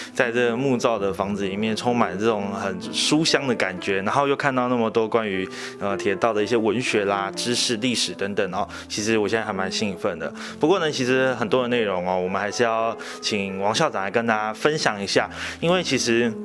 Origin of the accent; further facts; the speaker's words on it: Taipei, Taiwan; 我是台北人